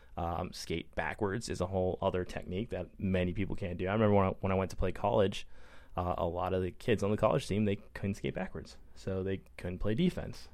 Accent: Minnesota, United States; moved away as an adult; also born or lived in Brunswick, Maine; now in San Diego, United States; I grew up in Minnesota, so it was like growing up in Minnesota again

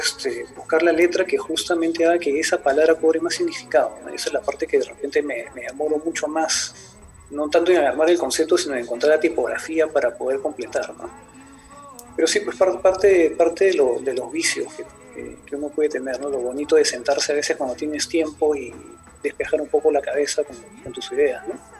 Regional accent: Peru; soy de Perú

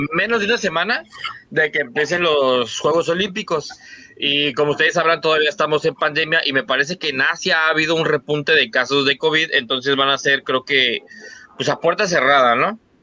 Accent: Mexico

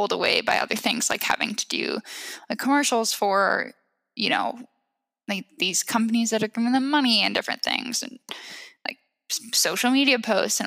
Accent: Seattle, Washington, United States; I was born in Seattle

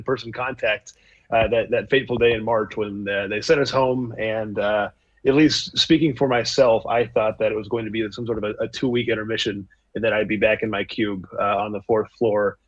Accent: Bangor, Maine, United States; moved away as an adult; also born or lived in New York City; now in Stanford, United States; I grew up in Bangor, Maine, spent all 18 years there, graduated high school.

